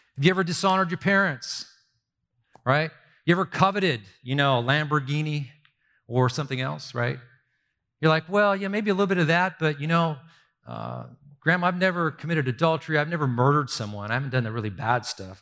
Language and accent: English; Southern California, United States; I grew up in Southern California